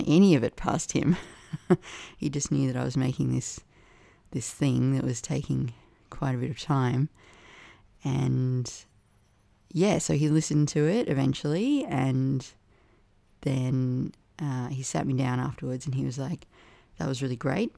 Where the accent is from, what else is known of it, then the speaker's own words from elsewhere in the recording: Canberra, Australian Capital Territory, Australia; moved away; Canberra and poets there and my fraught relationship with my hometown